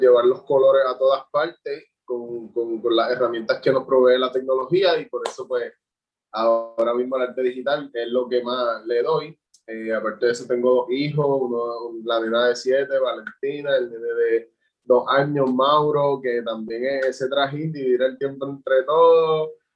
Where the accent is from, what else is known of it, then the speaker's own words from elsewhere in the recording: Juncos, Puerto Rico; soy de Junco, Puerto Rico